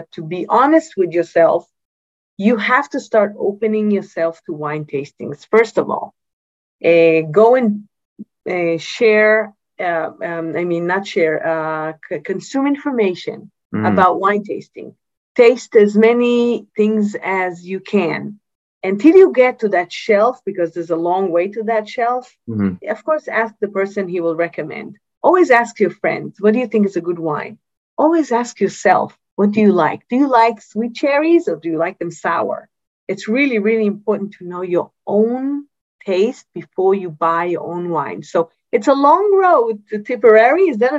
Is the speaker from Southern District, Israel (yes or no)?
yes; Yatir, Southern District, Israel; I come from Yatir, right? From the area where we make only high-end wines